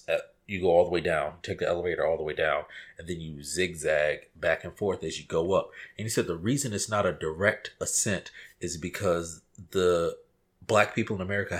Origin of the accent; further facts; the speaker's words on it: Virginia, United States; I'm from Virginia